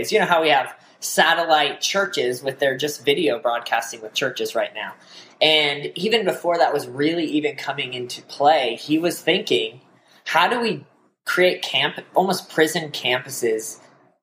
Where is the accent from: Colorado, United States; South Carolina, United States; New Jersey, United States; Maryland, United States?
Colorado, United States; moved away as an adult; also born or lived in Nebraska / Oklahoma; I grew up in Colorado. I was a pastor's kid there for my whole life